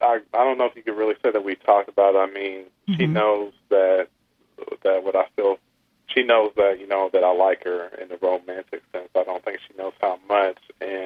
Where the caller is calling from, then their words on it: Indianapolis, Indiana, United States; Yes. I'm actually calling from Indianapolis.